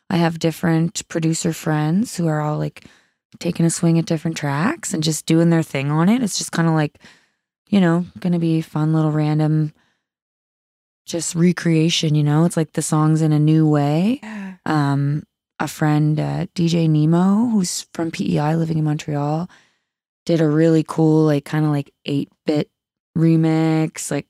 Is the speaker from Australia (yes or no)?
yes; Sydney, New South Wales, Australia; That was like in Sydney, in my hometown.